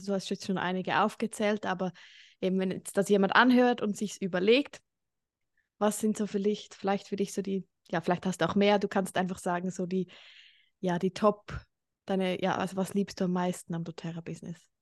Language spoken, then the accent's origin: German; Switzerland; Ich wohne in der Schweiz, bin auch Schweizerin